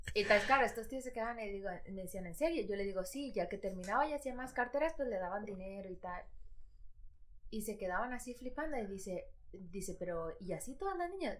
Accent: Madrid, Community of Madrid, Spain; also born or lived in Ecuador; yo nací en Ecuador, pero he vivido aquí toda mi vida. Entonces digo, ¿de dónde soy? Pues yo madrileña

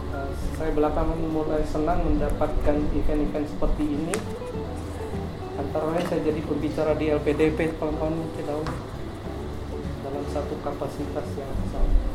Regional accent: Gantong, Bangka Belitung Islands, Indonesia; moved away as an adult; kampung saya itu berada nama kampungnya itu Gantong berada di di, kamp, di wilayah paling timur Pulau Belitung

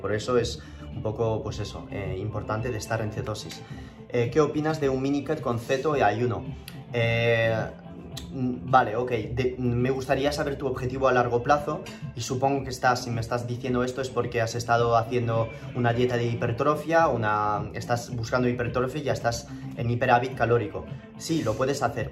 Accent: Toulouse, Occitania, France; accent: French; moved away as an adult; also born or lived in Madrid; now in San Francisco, United States; yo nací en Toulouse, en el sur de Francia, y pasé 19 años ahí en mi vida y, me vine a Madrid eh, en el 2011 mm, eh, y hablo español con el acento francés

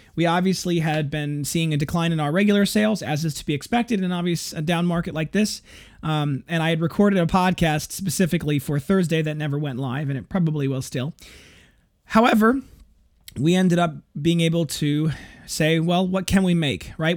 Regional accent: Janesville, Wisconsin, United States; the Parker Penn Company, which was in my hometown, as well as the local G M plant

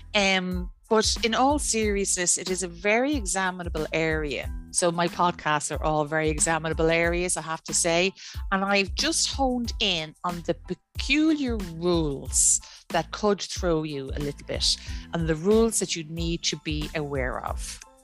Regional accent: Ireland; I am Irish domicile, I'm Irish resident, I'm Irish ordinary resident

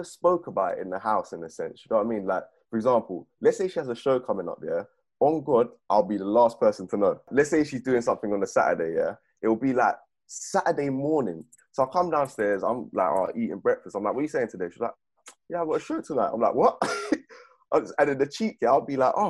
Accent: Beckenham, London, United Kingdom; I'm from Beckenham, Bromley sides

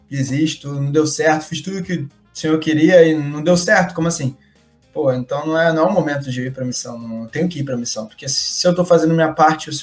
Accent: Rio de Janeiro, Brazil; a gente é do Rio de Janeiro, né

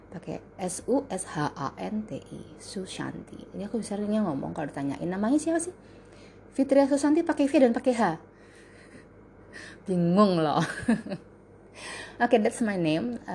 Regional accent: Semarang, Central Java, Indonesia; born there; yang jelas latar belakang gue kelahiran Semarang

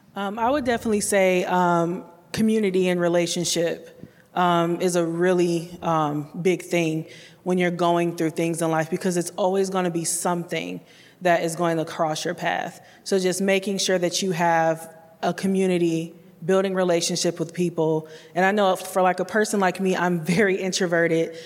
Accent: Detroit, Michigan, United States; now in Columbia, United States; I'm originally from Detroit, Michigan, but I do call Columbia my home

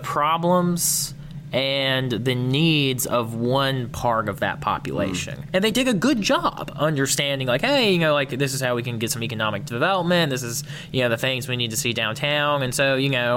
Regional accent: Camden County, Georgia, United States; now in Athens, United States; I'm from South Georgia.

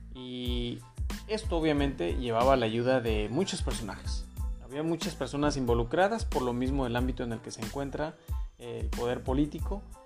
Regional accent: Mexico

